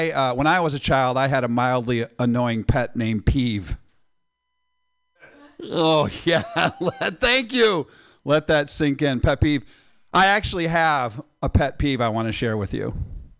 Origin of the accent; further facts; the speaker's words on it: Midwest, United States; moved away; I'm originally from the Midwest